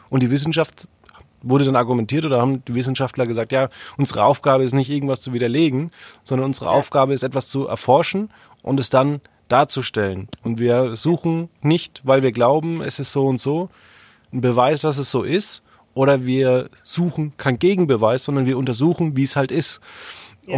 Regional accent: Franconia, Bavaria, Germany; das kommt ja aus dem Nachbardorf, wo ich aufgewachsen bin.

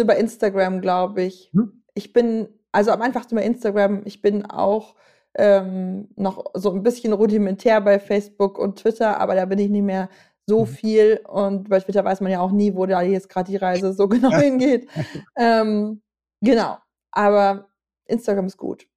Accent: Germany; als Deutsche

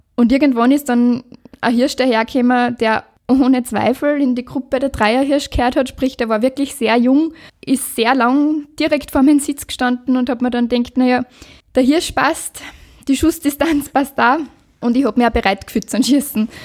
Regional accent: Liezen District, Styria, Austria; meine Heimat, der Bezirk Lierzen

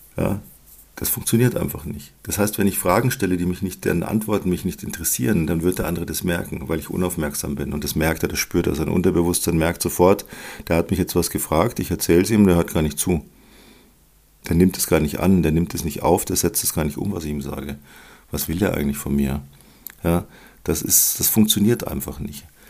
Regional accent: Germany; bei uns in Deutschland

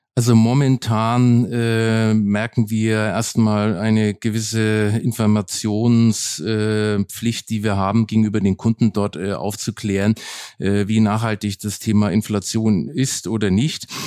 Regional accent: Nuremberg, Bavaria, Germany; now in Berlin, Germany; Nürnberg bleibt meine Heimatstadt

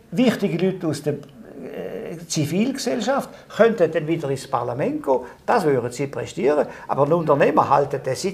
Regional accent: Appenzell Ausserrhoden, Switzerland; ich bin im Mosserodischen aufgewachsen

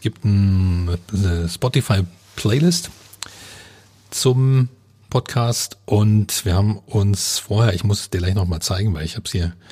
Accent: Cottbus, Brandenburg, Germany; ja, ich komme aus Cottbus.

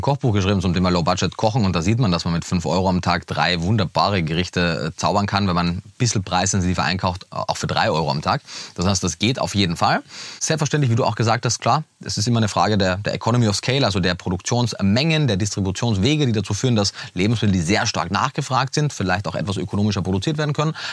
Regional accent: Austria; moved away; also born or lived in Vienna; ich bin, bin Österreicher, habe damals äh, in Wien gelebt

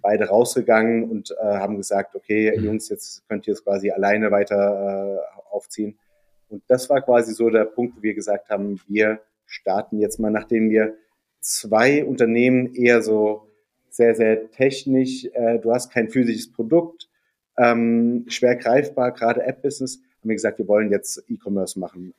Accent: near Darmstadt, Hesse, Germany; moved away as an adult; also born or lived in Heidelberg; bin in äh, der Nähe von Darmstadt aufgewachsen, also wirklich auf dem Dorf mit mehr Kühen als Einwohnern

